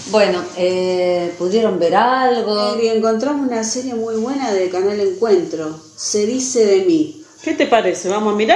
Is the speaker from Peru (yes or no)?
no; Rosario, Santa Fe, Argentina; soy de Rosario, Santa Fe y soy productora de cine y televisión.